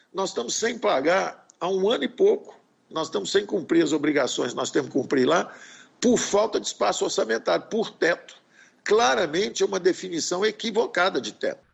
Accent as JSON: {"language": "Portuguese", "country": "Brazil", "said": "como brasileiros"}